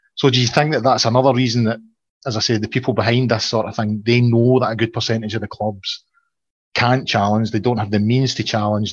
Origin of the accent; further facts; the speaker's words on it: Falkirk, Scotland, United Kingdom; I'm from the Falkirk area